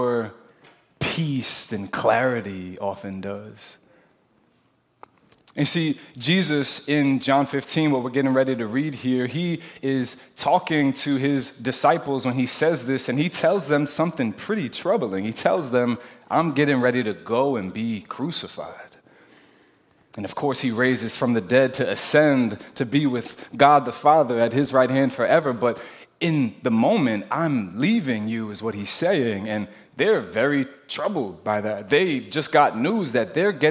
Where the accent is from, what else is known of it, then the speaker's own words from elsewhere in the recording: New Jersey, United States; I'm from Jersey.